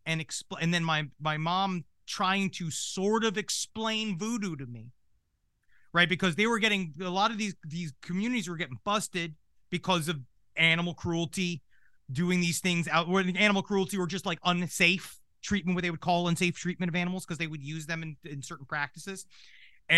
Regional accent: New York City, New York, United States; when I grew up in Queens in New York City

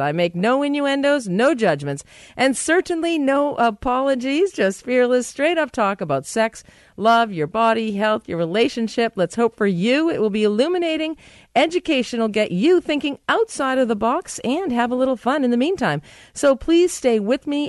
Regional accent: United States; I am American.

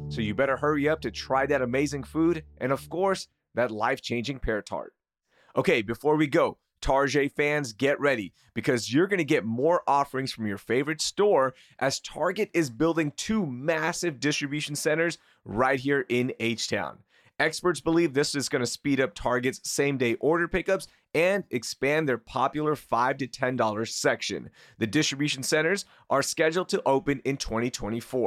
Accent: Pakistan; now in United States; being a Pakistani immigrant

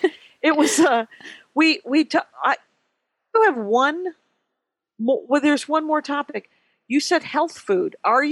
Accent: Wisconsin, United States; I grew up in Wisconsin.

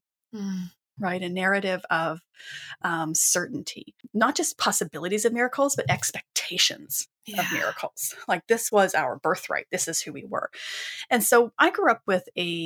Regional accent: Western Canada, Canada; I grew up in Western Canada

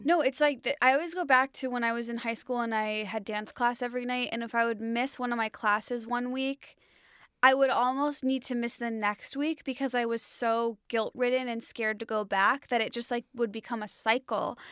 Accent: Illinois, United States; I grew up in Illinois.

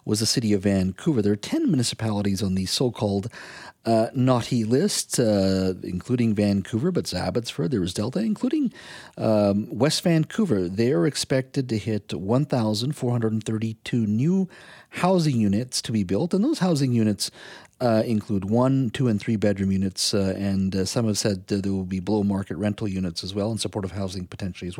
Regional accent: India; now in Canada; I was born in India

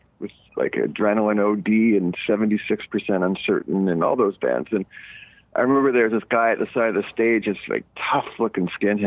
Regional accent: Montreal, Quebec, Canada; now in Los Angeles, United States; growing up in Montreal

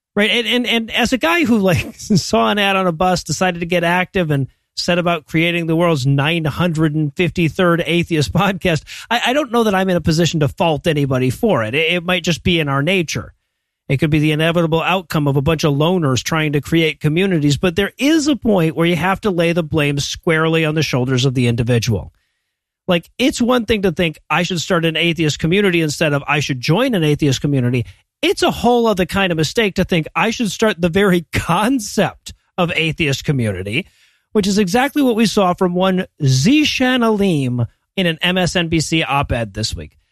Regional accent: United States; as an American

